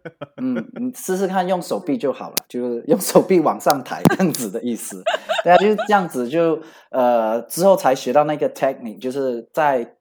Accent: Malaysia; moved away as an adult; also born or lived in Bali, Indonesia; now in Paris, France; 因为我是马来西亚人，那我们这边就叫假斗

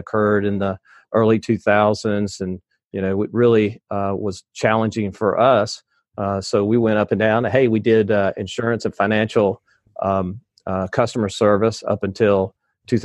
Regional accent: the South, United States; I'm from the South

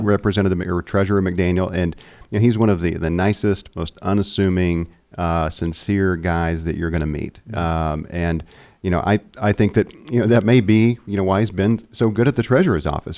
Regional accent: Seminole, Oklahoma, United States; we're both from Seminole

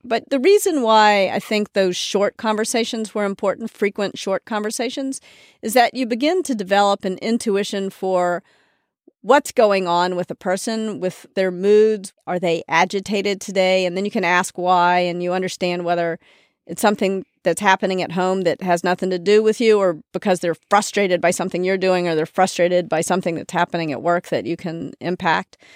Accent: Memphis, Tennessee, United States; moved away; also born or lived in New York; I was raised in the South

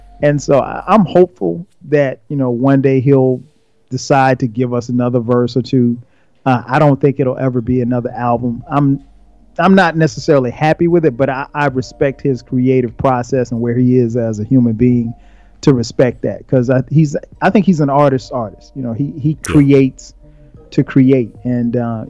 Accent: the South, United States; I'm from the South

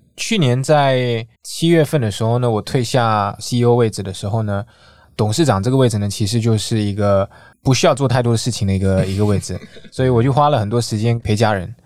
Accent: Singapore; moved away as an adult; now in Taiwan; 我是新加坡人，我今年三十六岁。 在下一部长大，然后呢是在二零一四年左右呢才开始在台湾花多一点时间

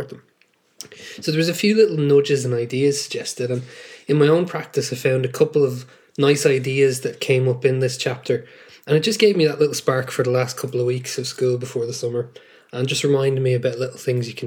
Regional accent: Dublin, Leinster, Ireland; also born or lived in West London; I'm an English and History secondary school teacher from North Dublin and the Republic of Ireland.

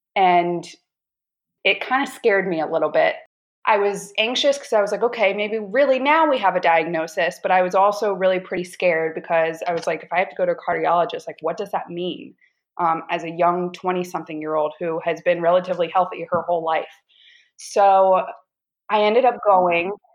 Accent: North Carolina, United States; moved away as an adult; now in Washington, D.C., United States; Originally from North Carolina, moved to D.C. eight years ago, and currently still in DC.

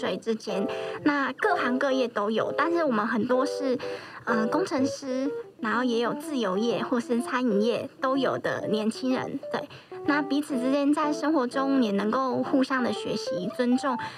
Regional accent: Kaohsiung, Taiwan; now in Taipei, Taiwan; 那我本身是高雄人，也是北漂的青年。

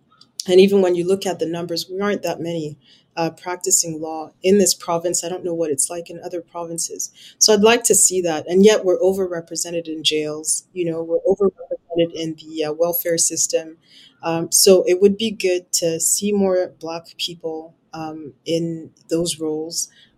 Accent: England, United Kingdom; moved away as an adult; it took me 2.5 years to do the equivalences after when I emigrated from England.

